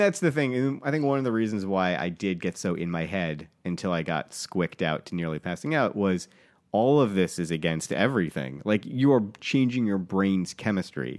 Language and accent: English; New England, United States; I was raised in New England.